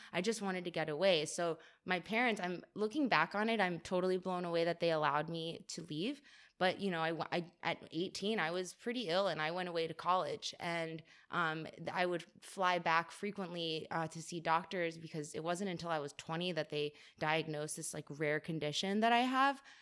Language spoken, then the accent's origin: English; Weston, Florida, United States; moved away as an adult; also born or lived in Boston, Massachusetts / Richmond, Virginia; we moved to Weston, which is like a suburb of Fort Lauderdale uh, when I was almost nine years old. And then I lived there until I was 18